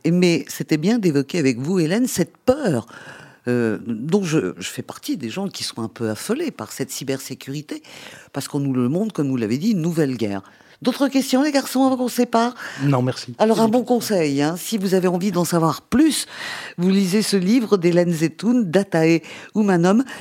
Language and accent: French; France; en tant que bonne française